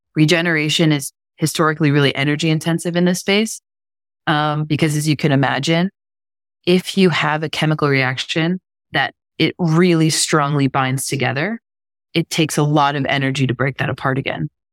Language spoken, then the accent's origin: English; Pittsburgh, Pennsylvania, United States; I'm from Pittsburgh, Pennsylvania. We used to get snow every year